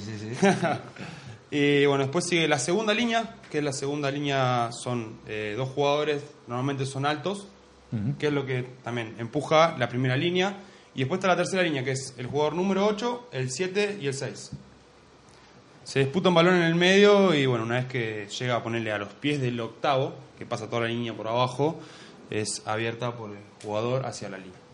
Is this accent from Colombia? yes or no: no; Mar del Plata, Buenos Aires Province, Argentina; moved away as an adult; now in Burgos, Spain; también soy de Mar del Plata